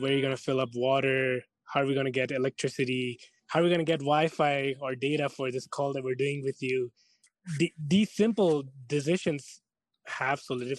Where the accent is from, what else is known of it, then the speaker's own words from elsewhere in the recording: India; now in Canada; we're from India.